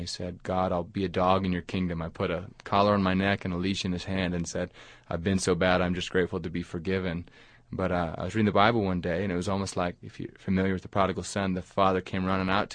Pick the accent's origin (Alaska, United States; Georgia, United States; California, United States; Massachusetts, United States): Alaska, United States; now in Huntsville, United States; I grew up in Alaska on a fishing boat